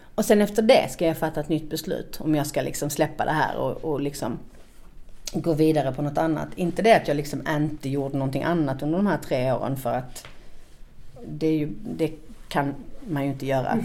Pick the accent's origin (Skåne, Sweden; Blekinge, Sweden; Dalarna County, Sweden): Skåne, Sweden; Malmö; moved away as an adult; also born or lived in Stockholm; Jag är uppvuxen i Malmö, eh, på Kirseberg, som ligger i östra delen av Malmö.